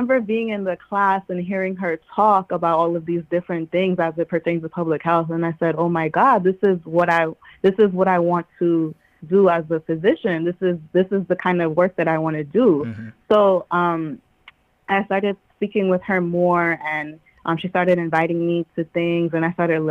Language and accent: English; New York City, New York, United States; I was born and raised in Queens, New York